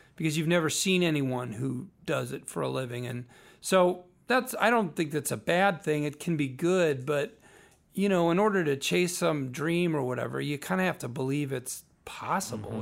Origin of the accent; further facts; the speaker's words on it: Naperville, Illinois, United States; also born or lived in Berwyn, Illinois; I was Born in Berwyn, Illinois. Grew up in Naperville my whole, most of my life